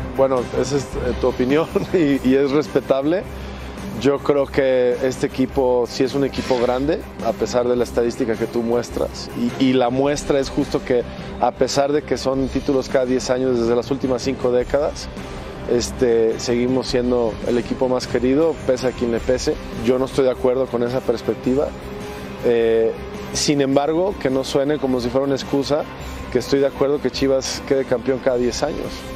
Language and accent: Spanish; Mexico; como mexicanos